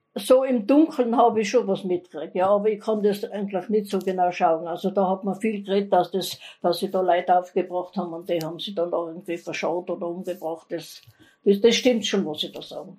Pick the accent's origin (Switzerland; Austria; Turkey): Austria; Innsbruck, Tyrol; also born or lived in Gries im Sellrain; ich bin in Wilden aufgewachsen, in der Heimangassen 1